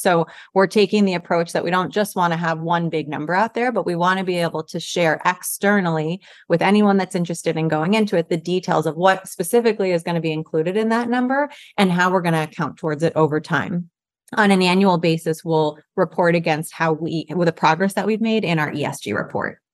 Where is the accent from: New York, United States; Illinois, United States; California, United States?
New York, United States; New York City; as a New Yorker